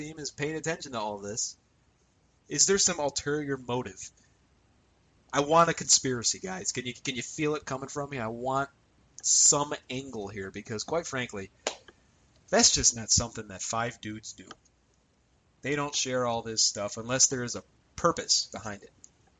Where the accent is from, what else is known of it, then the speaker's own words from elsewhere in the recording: United States; I'm an American